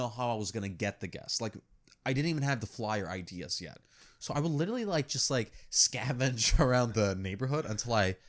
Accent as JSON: {"language": "English", "country": "United States", "also_born_or_lived": "New York City", "said": "I'm an American."}